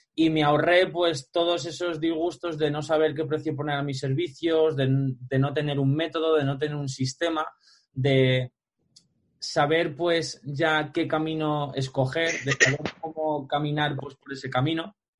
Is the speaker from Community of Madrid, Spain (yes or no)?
yes; Alpedrete, Community of Madrid, Spain; me recorría todo mi pueblo, aquí en Alpedrete, toda la sierra